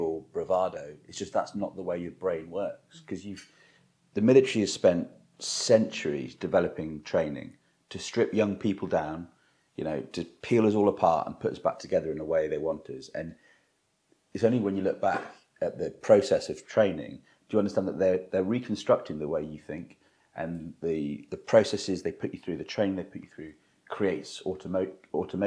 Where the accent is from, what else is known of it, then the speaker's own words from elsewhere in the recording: Cornwall, South West England, United Kingdom; moved away as an adult; I was a very sheltered 18-year-old, you know, growing up in Cornwall